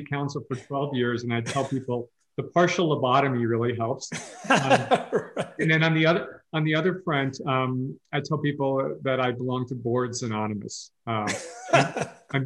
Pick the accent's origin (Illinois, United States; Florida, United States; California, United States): California, United States; Palo Alto; moved away as an adult; also born or lived in East Coast; now in Bend, United States; I grew up, people who don't know, I grew up down in Palo Alto